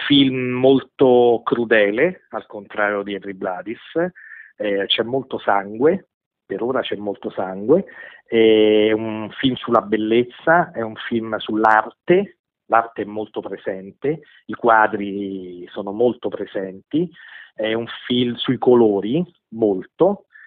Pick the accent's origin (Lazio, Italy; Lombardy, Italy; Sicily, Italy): Lazio, Italy; Rome; siamo di Roma tutte